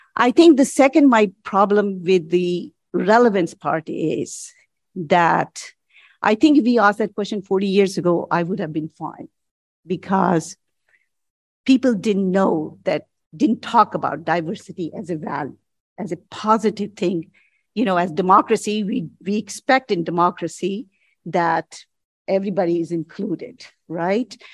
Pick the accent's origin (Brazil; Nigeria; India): India; moved away as an adult; also born or lived in United States; now in Canada; As a graduate student, I came from India to study at the University of Chicago